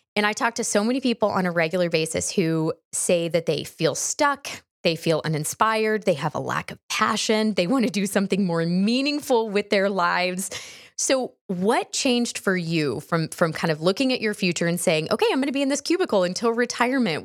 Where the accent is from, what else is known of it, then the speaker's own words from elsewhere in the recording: Houston, Texas, United States; I grew up in Texas